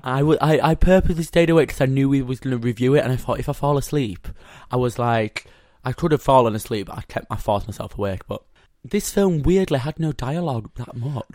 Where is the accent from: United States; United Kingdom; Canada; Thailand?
United Kingdom; Yorkshire and the Humber; I'm a Yorkshire boy.